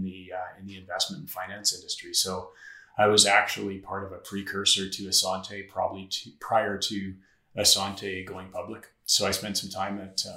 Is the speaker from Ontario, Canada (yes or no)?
no; northeastern Saskatchewan, Canada; now in Saskatoon, Canada; I grew up in northeastern Saskatchewan in a small town